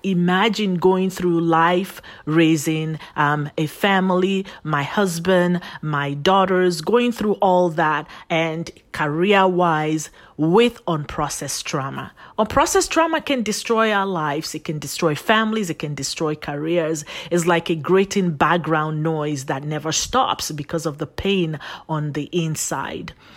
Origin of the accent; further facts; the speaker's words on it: Nigeria; also born or lived in Phoenix, Arizona, United States; now in United States; I was sent on, um, the long fly from here, U S A to Nigeria, Africa. And I was raised by my paternal grandparents. And so I grew up with them